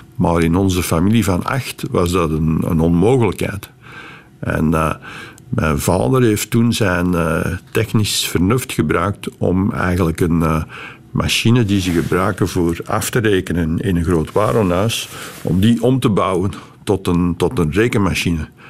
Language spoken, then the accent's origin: Dutch; Beveren, Flanders, Belgium; moved away as an adult; now in California, United States; het dorp Melcelen, nu Groot-Beveren, waar ik ben opgegroeid